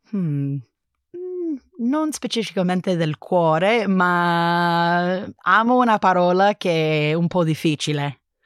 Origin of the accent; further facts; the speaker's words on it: California, United States; Italian is a second language; moved away as an adult; now in Berlin, Germany; sono originariamente di California